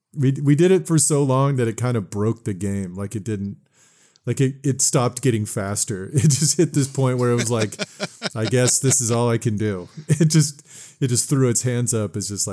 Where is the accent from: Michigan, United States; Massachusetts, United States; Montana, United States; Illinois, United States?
Michigan, United States; Bay City; they had one in this pizza place in near my hometown in Bay City.